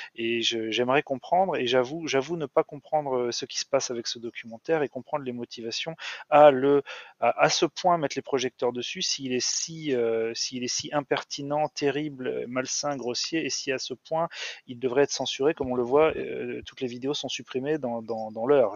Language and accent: French; France; en tant que Français